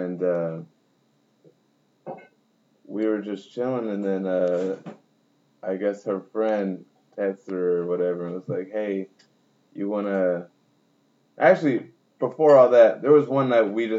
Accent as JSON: {"language": "English", "region": "Hawaii", "country": "United States", "said": "I'm from Hawaii"}